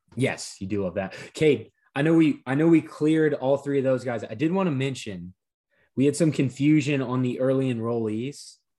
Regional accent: Baton Rouge, Louisiana, United States; I grew up in Baton Rouge

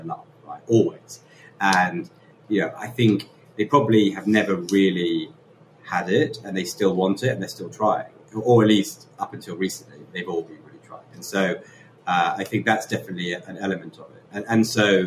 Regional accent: London, United Kingdom; I'm from London.

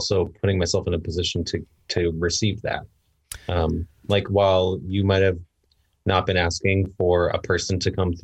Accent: Livermore, California, United States; also born or lived in San Francisco / Sacramento; I was born in San Francisco by coincidence. I grew up in Livermore across the bay

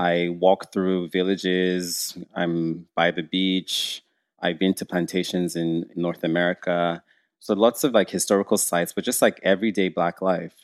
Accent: Nigeria; now in Canada; being a Nigerian who grew up in, in Nigeria

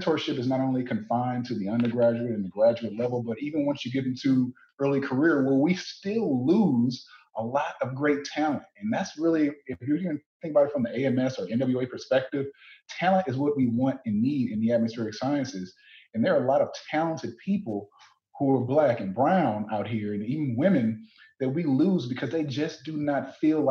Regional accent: Southern Louisiana, United States; moved away as an adult; also born or lived in Ames, Iowa; I'm from Southern Louisiana

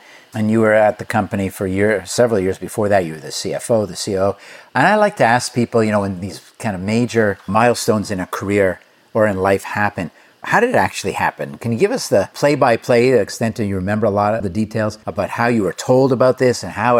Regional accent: India; moved away as an adult; now in Cincinnati, United States; I had no American university degree or work experience when I moved from India to Cincinnati about 30 years ago.

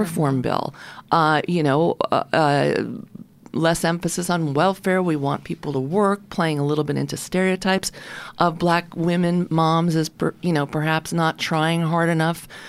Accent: Oceanside, New York, United States; also born or lived in Brooklyn, New York; born in Brooklyn and grew up on, uh, grew up in Oceanside

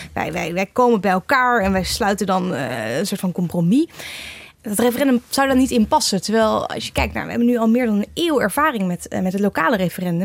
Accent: Nijmegen, Gelderland, Netherlands; Ik kom zelf uit Nijmegen

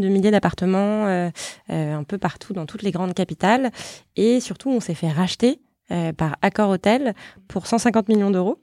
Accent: Paris, Île-de-France, France; je suis née, j'ai grandi à Paris

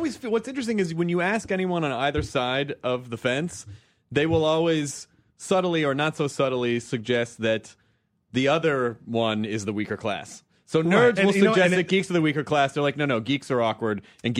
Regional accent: Tennessee, United States; where I grew up in Tennessee, we didn't use the word geek, we used the word nerd.

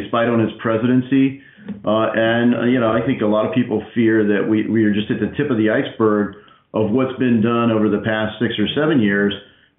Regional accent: Ohio, United States; I'm a conservative from Southwest Ohio.

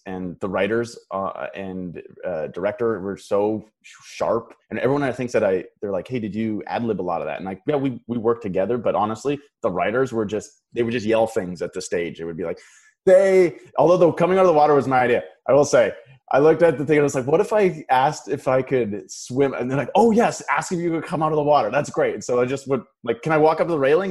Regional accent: Paradise Hill, Saskatchewan, Canada; moved away as an adult; now in Los Angeles, United States; I grew up in a really small um, farming community. Um, my hometown has 500 people in it

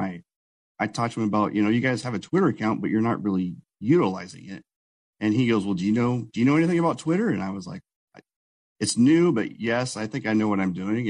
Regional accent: Newton, Iowa, United States; I grew up in Newton, Iowa, which is where Iowa Speedway is

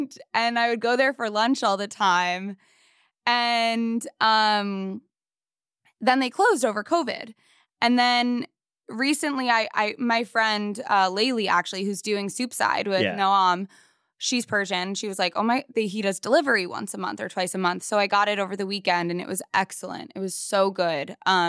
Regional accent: Long Island, New York, United States; I mean, I'm from Long Island, but like, I went to school in the city long enough

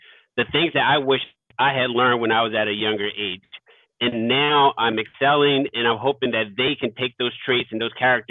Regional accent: Philadelphia, Pennsylvania, United States; I grew up in South Philadelphia. So I grew up in one of those at-risk neighborhoods where it was tough, where you kind of had to struggle to get by. You know, it's a deeply impoverished neighborhood.

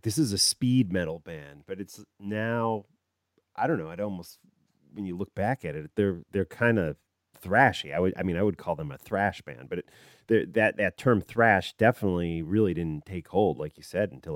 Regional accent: Chicago suburbs, Illinois, United States; a kid growing up in the Chicago suburbs

